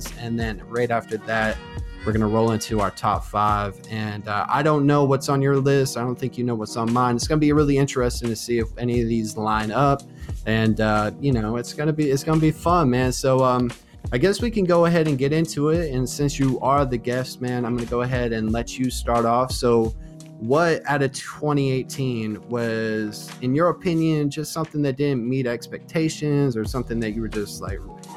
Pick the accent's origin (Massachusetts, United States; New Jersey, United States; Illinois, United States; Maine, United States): Maine, United States; now in Alabama, United States; my family and I, we're from Maine. We're New Englanders